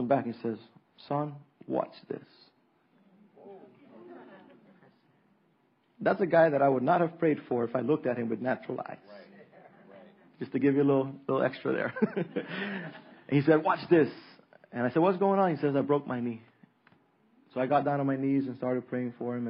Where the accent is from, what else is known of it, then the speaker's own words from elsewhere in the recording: Roatán, Bay Islands, Honduras; Roatan is the hardest place for me. It's my hometown